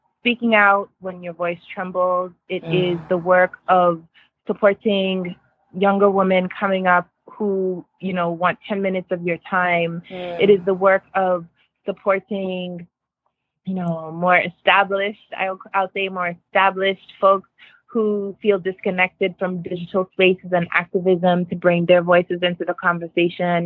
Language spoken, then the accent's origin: English; Nigeria; when I was growing up in Nigeria